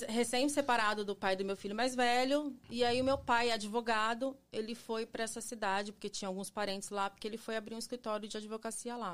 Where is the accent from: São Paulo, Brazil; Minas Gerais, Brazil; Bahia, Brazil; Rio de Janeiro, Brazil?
São Paulo, Brazil; also born or lived in Ribeirão Preto; Eu sou de São Paulo, capital, nasci em São Paulo, mas eu morava em Ribeirão Preto.